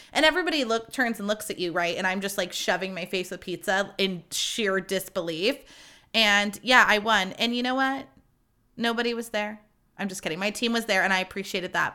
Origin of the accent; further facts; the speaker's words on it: Livermore, California, United States; I'm from Livermore, California